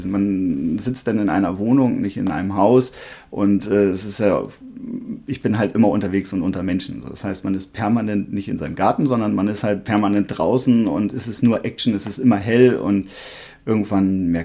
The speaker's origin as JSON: {"language": "German", "town": "Buchholz in der Nordheide", "region": "Lower Saxony", "country": "Germany", "tie": "born or raised there", "said": "also ich bin in Buchholz geboren, habe ein paar Jahre in Holmseppensen gelebt, bin dann aber in der äh, Buchholzer Umgebung aufgewachsen"}